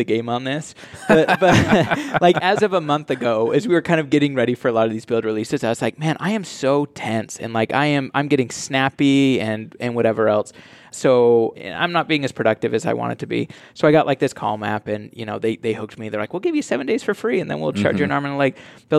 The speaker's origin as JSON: {"language": "English", "region": "Utah", "country": "United States", "tie": "born or raised there"}